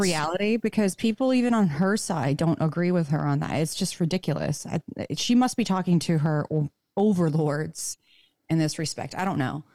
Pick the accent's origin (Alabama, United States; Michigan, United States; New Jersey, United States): Michigan, United States; now in Nevada, United States; the public schools I grew up in Michigan